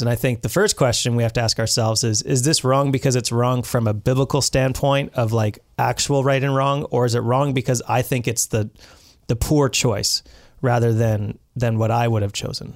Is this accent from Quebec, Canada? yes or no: no; British Columbia, Canada; we as British Columbians